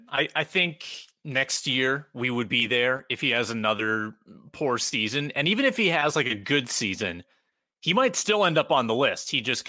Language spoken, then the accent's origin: English; South Dakota, United States; now in Minneapolis, United States; For those that don't know, I'm from Southeastern South Dakota. And, there's some rural minded folks around there.